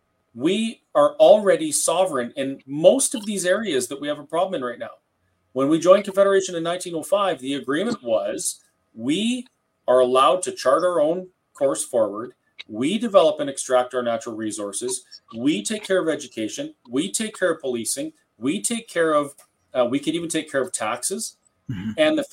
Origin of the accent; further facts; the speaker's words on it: Canada; as a Canadian, if you go abroad and you go to a pharmacy, say in Germany